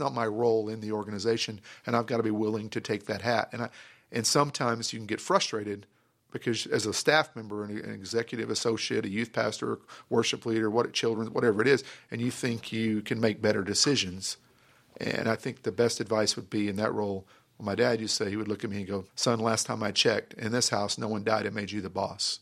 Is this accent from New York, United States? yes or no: no; Grand Prairie, Texas, United States; I grew up in Grand Prairie